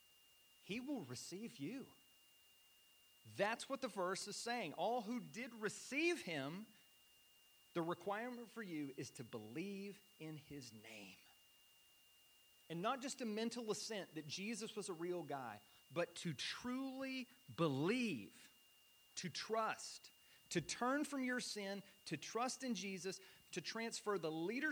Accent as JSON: {"language": "English", "country": "United States", "said": "I'm an American"}